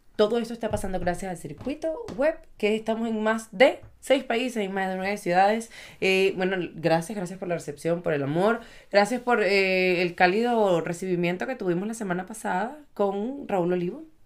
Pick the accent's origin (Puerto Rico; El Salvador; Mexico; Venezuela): Venezuela; moved away; somos venezolanos